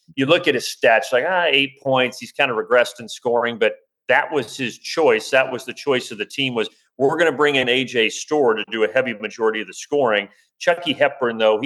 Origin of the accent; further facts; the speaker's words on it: Indiana, United States; I remember growing up in Indiana in the early 90s